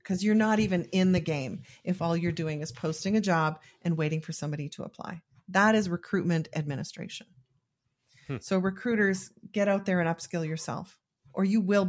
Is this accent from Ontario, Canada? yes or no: no; Calgary, Alberta, Canada; I don't think there's too many. There's a few of us on there, but I'm the one from Calgary.